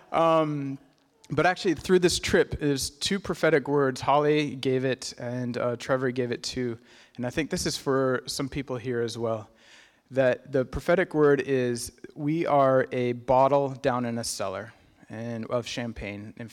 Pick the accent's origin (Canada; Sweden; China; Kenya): Kenya; My, my folks were missionaries. I was born and raised in Kenya.